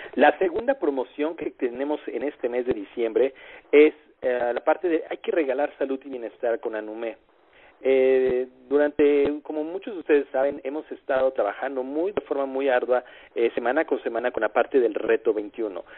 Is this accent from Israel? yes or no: no; Mexico; nosotros como mexicanos tenemos conocidos en distintas partes de la República Mexicana.